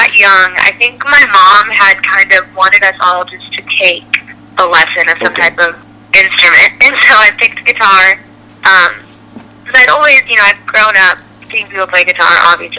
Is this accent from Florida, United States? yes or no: yes; Florida, United States; Yeah, so growing up in Florida, my family, we love the water, we love the beach, my dad is like a fisherman, all my brothers are, so growing up, it was a lot